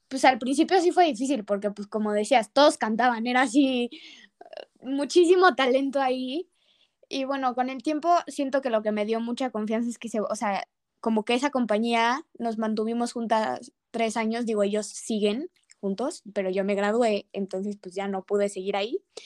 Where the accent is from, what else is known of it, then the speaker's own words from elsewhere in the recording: Mexico City, Mexico; yo siendo de Ciudad de México